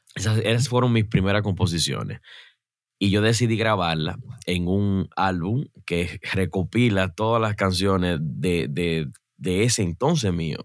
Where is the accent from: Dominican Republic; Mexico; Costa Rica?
Dominican Republic; Mao, Valverde; acá en, Santo Domingo, en el pueblecito de Mao, de donde yo soy